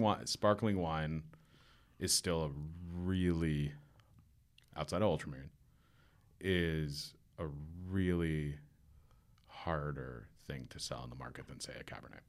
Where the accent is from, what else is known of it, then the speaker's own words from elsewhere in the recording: Warwick, New York, United States; also born or lived in Staten Island, New York; Where I grew up in Warwick, it's staggeringly beautiful.